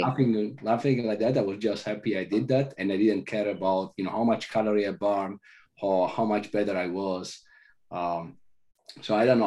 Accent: Italy; moved away; I growing up in Italy, I went to classical studies

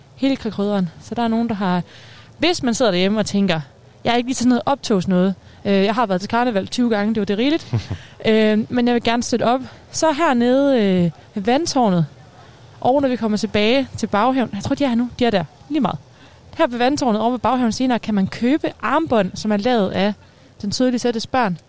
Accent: Vodskov, North Denmark Region, Denmark; jeg er vokset op i Voskov, som er blot et stenkast fra Vestbjerg

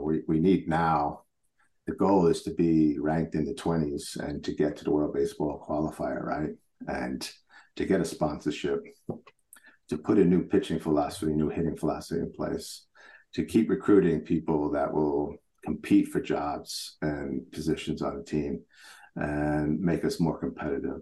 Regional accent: New York, United States; now in Switzerland; I grew up in New York, so I was a Met fan

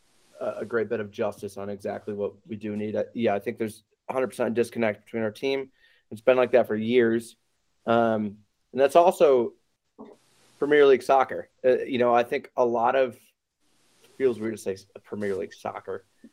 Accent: United States; as an American, like you said, Mickey, we play hard.

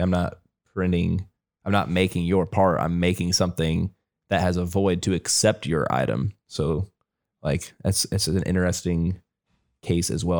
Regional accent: Ohio, United States; moved away as an adult; now in North Carolina, United States; I've lived my whole life in Ohio. I moved to North Carolina in the fall.

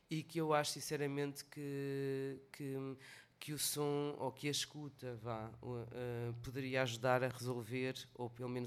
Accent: Portugal; nós para já somos portuguesas e, e crescemos num país já com algumas dificuldades ao

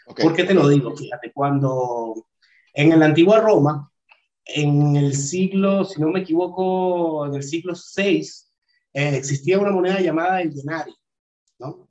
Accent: Caracas, Capital District, Venezuela; moved away as an adult; also born or lived in Barcelona, Spain / Madrid, Spain; now in Portugal; soy de Venezuela, eh, de Caracas

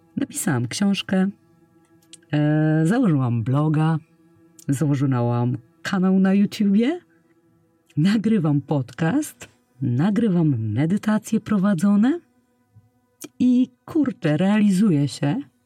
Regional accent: Poland; przyszłam na świat pod koniec lat 80. w małym polskim, nadmorskim miasteczku

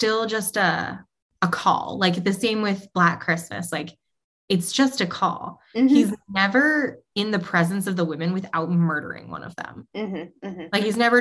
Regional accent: New England, United States; I grew up in New England where like campfires were a huge thing and spooky stories were an even bigger thing

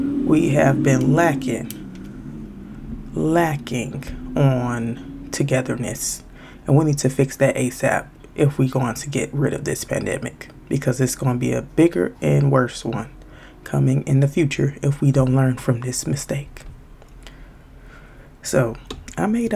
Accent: Chicago, Illinois, United States; I'm from Chicago

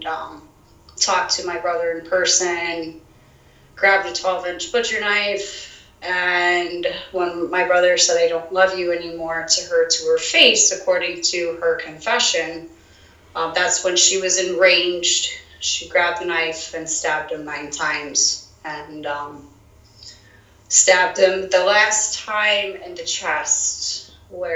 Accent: South Florida, United States; I'm born and raised in South Florida

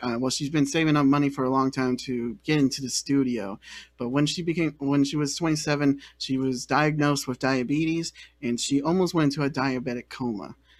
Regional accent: the Bay Area, California, United States; I'm from the Bay Area, and I feel like I I'm pretty well into my roots there

